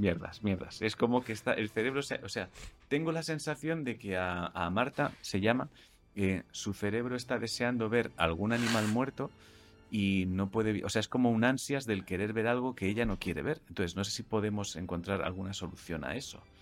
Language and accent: Spanish; Catalonia, Spain; soy catalán